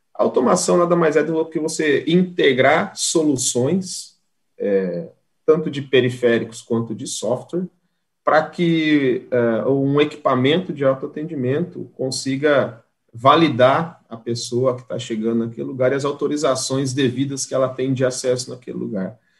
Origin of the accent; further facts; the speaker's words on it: Andirá, Paraná, Brazil; moved away as an adult; now in Santa Catarina, Brazil; sou do norte do Paraná, de uma cidade chamada Andirá, estou em Santa Catarina desde 2003